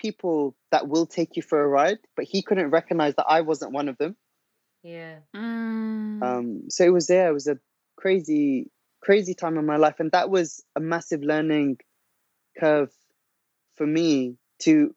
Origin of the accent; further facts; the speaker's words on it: London, United Kingdom; I'm from Northwest London